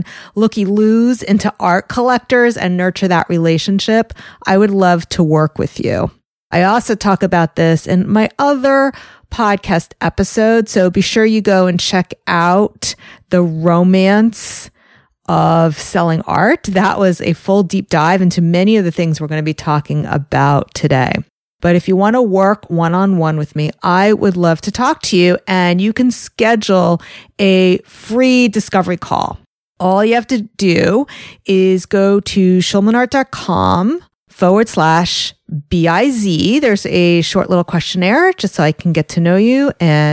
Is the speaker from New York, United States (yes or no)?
yes; New York, United States; I'm from New York. I'm very close to the city.